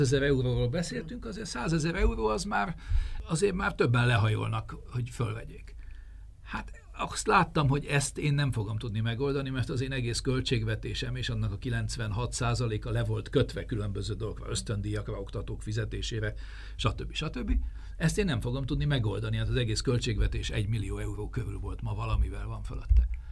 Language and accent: Hungarian; Hungary; mint magyar állampolgárnak